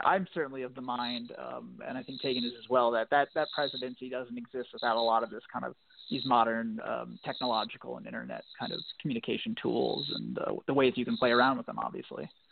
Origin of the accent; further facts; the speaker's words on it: Virginia, United States; I was born and raised in Virginia, and kind of ended up back in Virginia politics